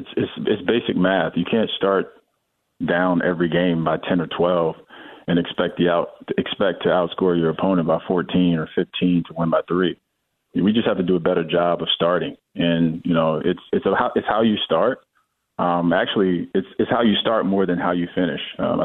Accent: Miami, Florida, United States; It was different for me because I come from Miami, which is a place that had a lot to do externally.

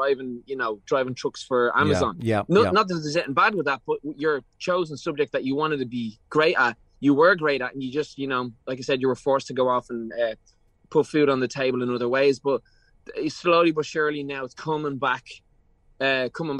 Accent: Ireland; growing up in Ireland

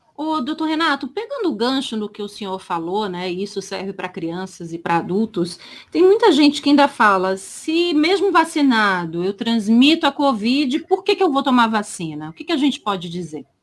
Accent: Campinas, São Paulo, Brazil; eu sou de Campinas

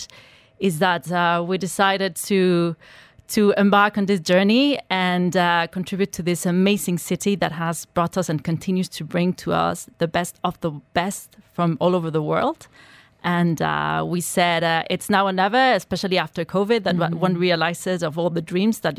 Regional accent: Mexico; moved away as an adult; now in Dubai, United Arab Emirates; I'm Mexican

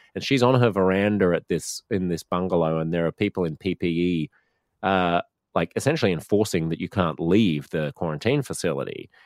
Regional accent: Australia; we're a highly urbanized country, so almost all of us live in just a handful of big cities

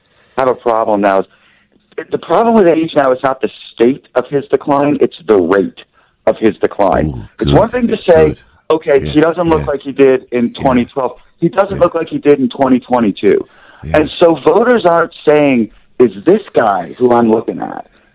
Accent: Pennsylvania, United States; I grew up in Pennsylvania

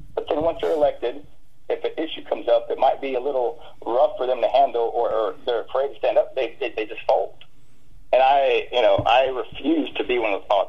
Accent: Brackettville, Texas, United States; I was born and raised in Brackettville in Kenney County

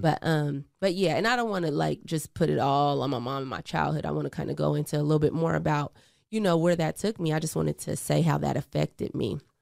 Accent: Portland, Oregon, United States; also born or lived in Eugene, Oregon; I was actually born in Eugene, Oregon, but, um, I grew up in Portland, Oregon, Northeast

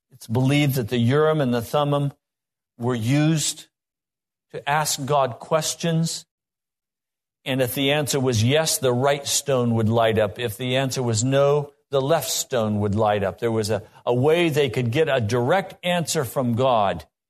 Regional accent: Laramie, Wyoming, United States; I grew up in Laramie, Wyoming

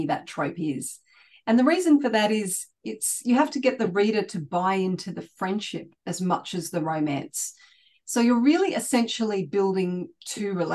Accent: Sydney, New South Wales, Australia; I was born and raised in Sydney

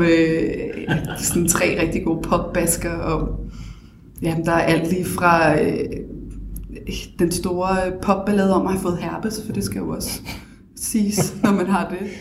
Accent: Copenhagen, Capital Region of Denmark, Denmark; also born or lived in Bagsværd; Født og opvokset på Stenbroen, Nørrebro. Boet lidt af mit liv også i Bagsvær

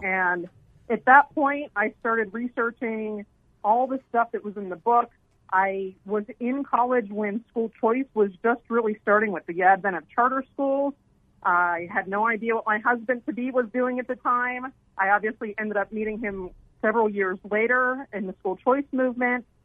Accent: Pennsylvania, United States; moved away as an adult; also born or lived in New York; now in Arizona, United States; I had a chance to work for my then U.S. Senator Rick Santorum, since I'm from Pennsylvania

